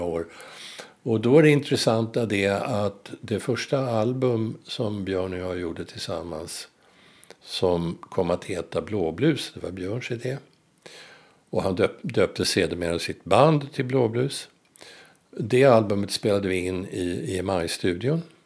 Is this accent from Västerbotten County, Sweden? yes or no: no; Stockholm, Stockholm County, Sweden; jag är född och uppvuxen i Blås ut, nära, var som, nära Globen